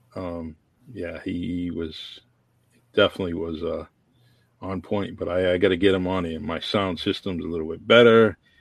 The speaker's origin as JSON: {"language": "English", "town": "New Bedford", "region": "Massachusetts", "country": "United States", "tie": "born or raised there", "also_born_or_lived": "Florida", "said": "I met at New Bedford High School when I came back from Florida"}